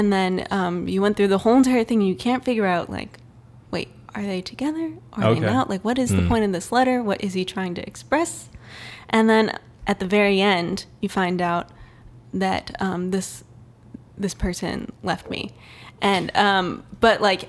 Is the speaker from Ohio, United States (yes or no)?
no; Canton, Michigan, United States; moved away as an adult; also born or lived in Grand Rapids, Michigan; So I grew up in Canton, Michigan.